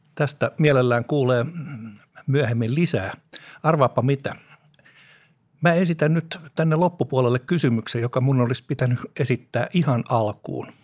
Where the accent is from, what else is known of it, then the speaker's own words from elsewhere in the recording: Espoo, Uusimaa, Finland; Lapsuuteni Tapiolassa